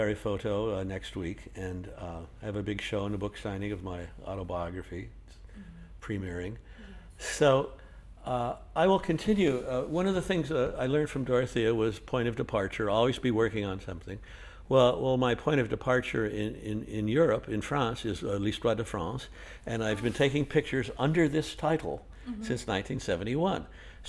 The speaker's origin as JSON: {"language": "English", "town": "Los Angeles", "region": "California", "country": "United States", "tie": "born or raised there", "said": "Well, the thing that you see, I grew up in Los Angeles"}